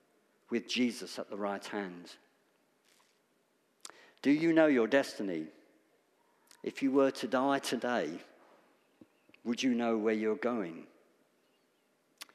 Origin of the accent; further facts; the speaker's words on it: United Kingdom; Death is uncomfortable for us to talk about as British people